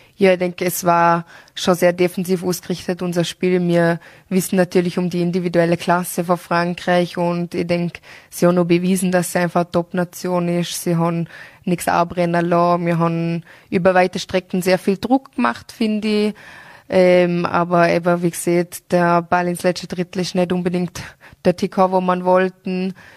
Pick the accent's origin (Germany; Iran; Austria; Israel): Austria; bei uns in Österreich